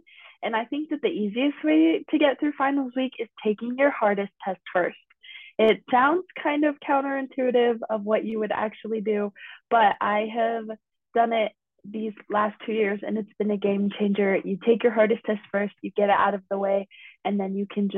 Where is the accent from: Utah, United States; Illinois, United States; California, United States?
Utah, United States; Pleasant Grove; I am from Pleasant Grove, Utah